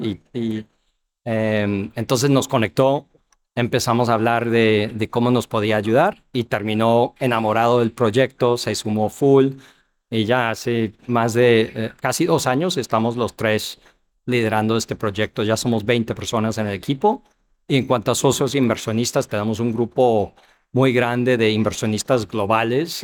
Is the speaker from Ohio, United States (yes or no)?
yes; Ohio, United States; Spanish is a second language; moved away as an adult; also born or lived in New York / Chile / Argentina / New York City; now in Mexico; yo soy americano, nacido en Nueva York, crecí en Ohio